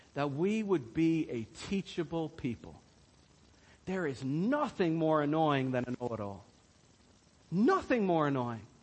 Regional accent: Ireland; we as Irish people

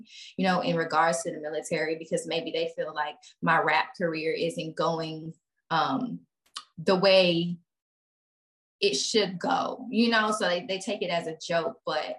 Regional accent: Texas, United States; this bitch don't know I'm from Texas.

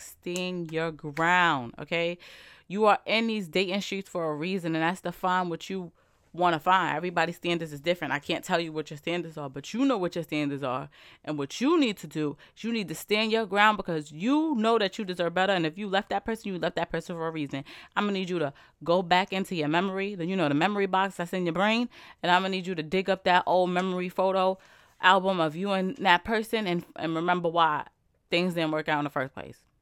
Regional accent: New York, United States; I'm from New York

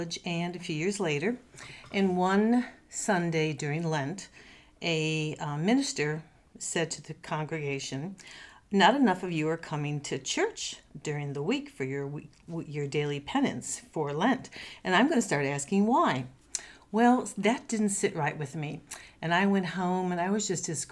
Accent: Chicago, Illinois, United States; moved away as an adult; now in Knoxville, United States; I grew up in Chicago

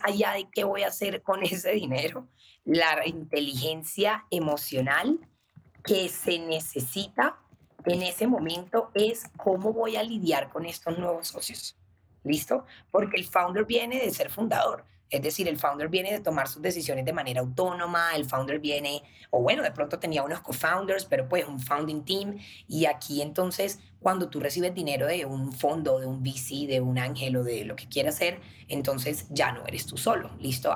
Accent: Cartagena, Bolívar, Colombia; nosotras crecimos en Cartagena, nacimos en Cartagena

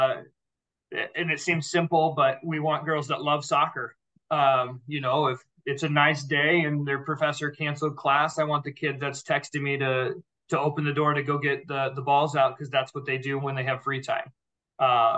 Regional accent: Indianola, Iowa, United States; I'm alum. I'm from Indianola. So I spent a lot of time in this community.

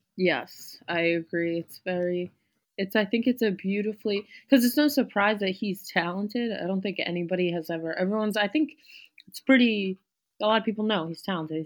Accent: New York City, New York, United States; I grew up in New York City. I'm back there now

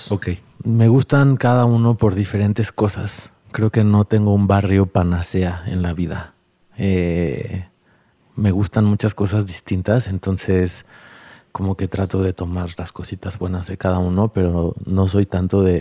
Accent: Mexico City, Mexico; now in San Agustinillo, Mexico; tengo 41 años, soy de la Ciudad de México, pero estoy viviendo entre la costa de Oaxaca, en San Agustinillo, y la Ciudad de México.

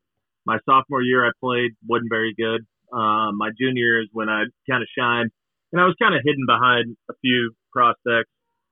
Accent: Broken Arrow, Oklahoma, United States; Broken Arrow.

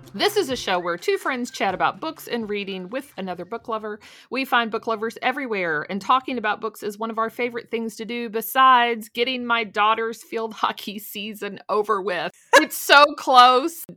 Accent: Louisville, Kentucky, United States; I've lived here my whole life

